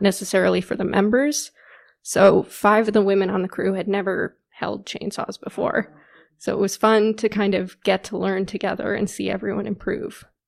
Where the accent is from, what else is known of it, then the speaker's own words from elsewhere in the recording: McLean, Virginia, United States; moved away as an adult; also born or lived in Ohio / Alaska; So I grew up here in McLean, Virginia, which is pretty close to Washington, D C